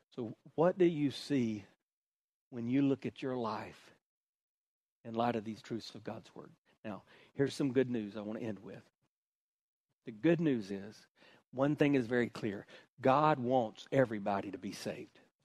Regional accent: Hartsville, South Carolina, United States; I grew up in South Carolina, the buckle of the Bible Belt

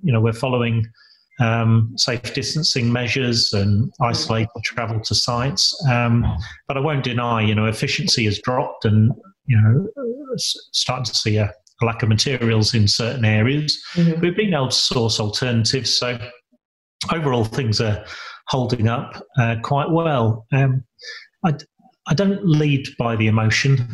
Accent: Lincolnshire, East Midlands, United Kingdom; moved away as an adult; also born or lived in Sheffield; I was born and bred in Lincolnshire

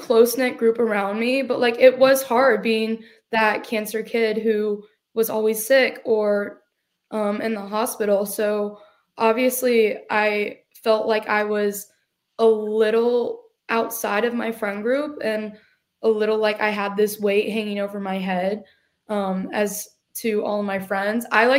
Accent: Decatur, Georgia, United States; also born or lived in Jefferson, Georgia / Milledgeville, Georgia; I grew up in Decula, Georgia. And then we moved to Jefferson, Georgia, where we live now.

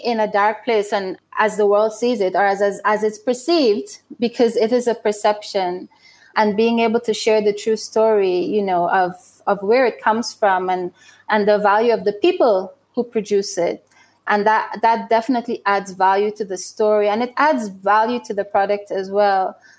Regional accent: Burundi; But when I travel to New York and I'm at a trade show and someone sees that I'm from Burundi and that the jewelry are made in Burundi

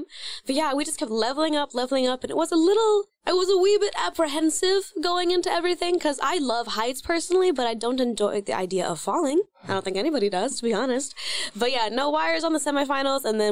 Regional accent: Oklahoma, United States; Oklahoma, my home state that, you know, raised me

